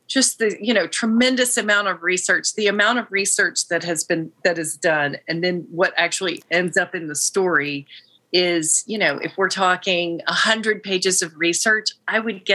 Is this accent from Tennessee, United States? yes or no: yes; Tennessee, United States; my home state